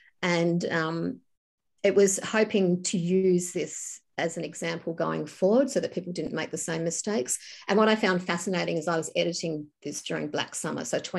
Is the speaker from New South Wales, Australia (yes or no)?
no; Tasmania, Australia; growing up in Tassie, and you would go out, we used to go for Sunday drives when I was a kid